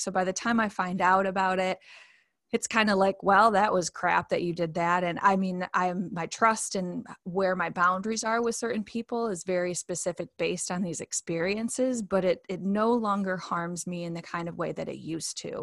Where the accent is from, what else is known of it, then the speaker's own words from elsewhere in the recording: Grand Rapids, Michigan, United States; moved away as an adult; now in Fairview, United States; my hometown is Grand Rapids, Michigan, and now I live in Asheville, well Fairview, but Asheville, North Carolina